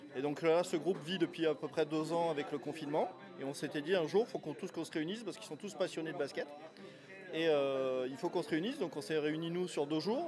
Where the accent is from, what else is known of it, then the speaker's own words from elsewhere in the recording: Toulouse, Occitania, France; moi je suis toulousain